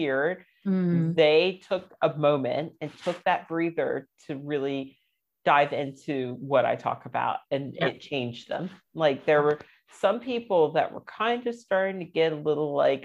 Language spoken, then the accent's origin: English; United States; moved away as an adult; now in London, United Kingdom; I'm American